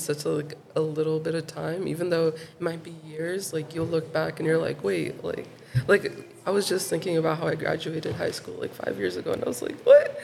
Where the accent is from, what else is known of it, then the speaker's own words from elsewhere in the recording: Chicago, Illinois, United States; I grew up in Pilsen.